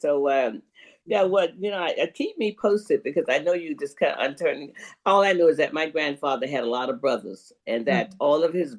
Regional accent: Goldsboro, Florida, United States; when I grew up in Goldsboro, we didn't know it had been incorporated.

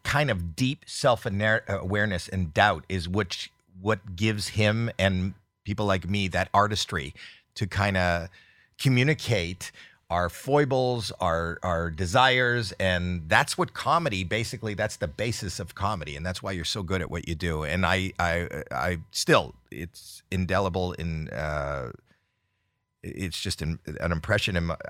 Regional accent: Canada; You know, I'm Canadian.

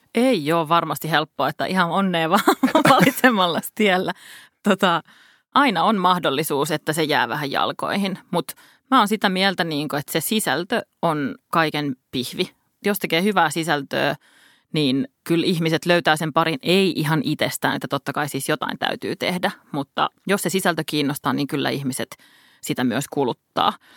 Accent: Helsinki, Uusimaa, Finland; Helsinki on mun kotikaupunki

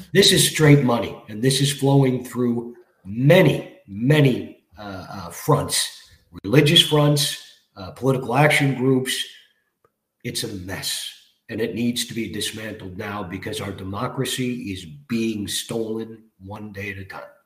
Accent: Toronto, Ontario, Canada; I grew up in Scarborough as a little kid

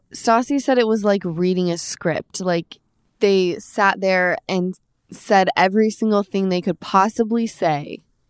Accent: Utah, United States; I'm from Utah.

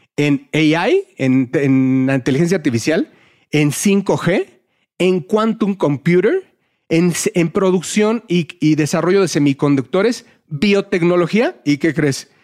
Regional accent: Mexico; somos mexicanos

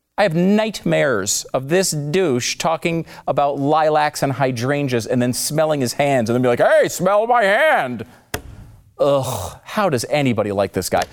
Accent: New York, United States; I was born in New York

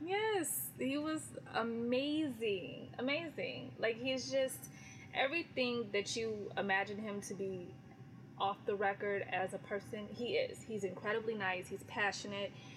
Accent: California, United States; I'm from California.

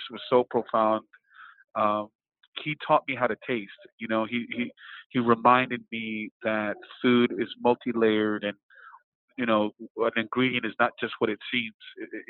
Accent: New York City, New York, United States; And then growing up in New York City and growing up in a restaurant household

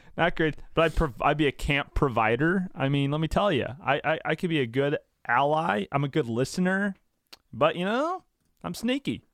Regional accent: St. Louis, Missouri, United States; I am twenty-five from Saint Louis, born at DePaul Hospital on April twenty-ninth, nineteen ninety-four

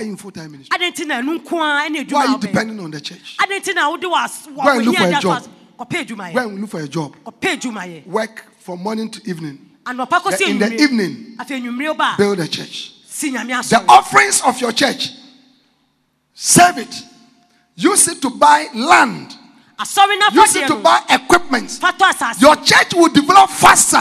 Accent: Accra, Greater Accra, Ghana; I'm from Accra. I go to Tema New Town.

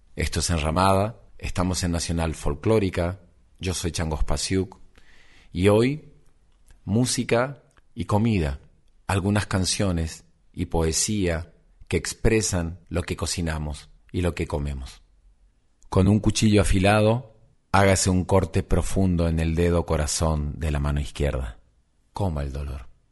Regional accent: Argentina

